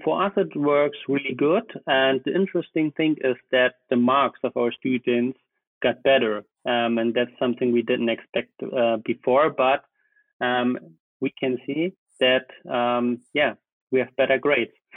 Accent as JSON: {"language": "English", "country": "Germany", "tie": "born or raised there", "also_born_or_lived": "Potsdam / Bayreuth", "said": "I studied in Potsdam, so it was not far away from my hometown"}